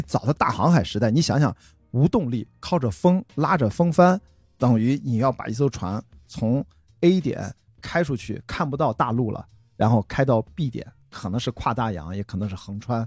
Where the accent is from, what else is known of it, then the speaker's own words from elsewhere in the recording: Qingdao, Shandong, China; moved away; 我是在青岛长大啊，就是青岛第一条马路那儿出生的中山路，在青岛土著了